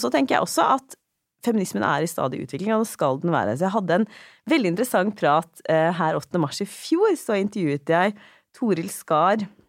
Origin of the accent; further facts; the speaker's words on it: Drammen, Buskerud, Norway; når jeg vokste opp i, i, i Drammen også, på, ehm, på 90-tallet